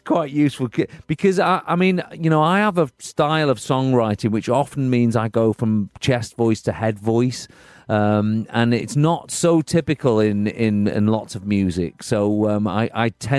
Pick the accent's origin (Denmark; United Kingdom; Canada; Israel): United Kingdom; being a Brit